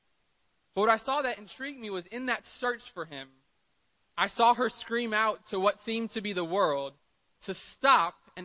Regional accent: Miami, Florida, United States; now in San Diego, United States; I'm from Miami. I live in San Diego.

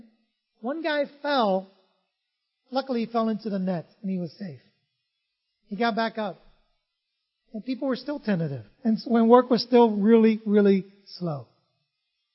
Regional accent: San Francisco, California, United States; also born or lived in Vietnam; I grew up in San Francisco

